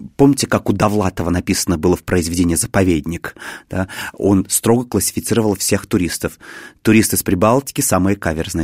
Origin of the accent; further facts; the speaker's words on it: Cheboksary, Chuvashia, Russia; now in Moscow, Russia; я не из Москвы, я родом из Чебоксар, есть такой небольшой город